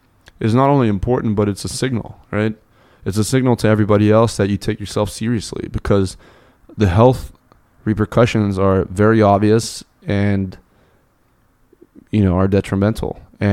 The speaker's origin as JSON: {"language": "English", "town": "Munich", "region": "Bavaria", "country": "Germany", "tie": "born or raised there", "said": "So I grew up in Munich."}